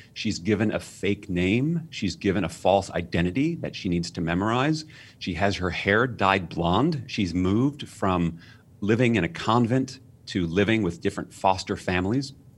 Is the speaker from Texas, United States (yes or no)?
no; New York City, New York, United States; I was raised in New York City.